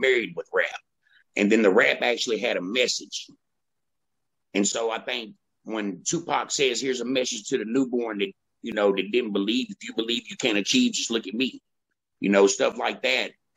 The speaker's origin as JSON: {"language": "English", "town": "Nashville", "region": "Tennessee", "country": "United States", "tie": "born or raised there", "said": "I was born and raised in South Nashville, Tennessee."}